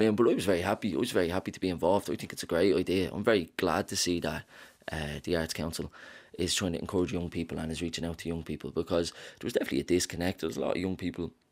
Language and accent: English; Dublin, Leinster, Ireland; I'm from Ballymun